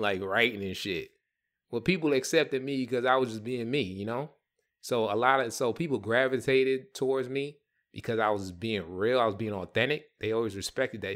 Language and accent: English; New York, United States; I grew up in the Bronx, New York